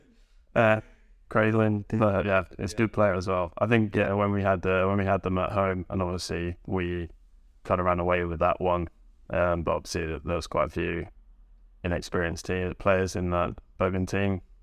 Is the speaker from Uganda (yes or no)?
no; Northamptonshire / Bedfordshire, England, United Kingdom; also born or lived in Leighton Buzzard; now in Norway; I'm from Northamptonshire slash Bedfordshire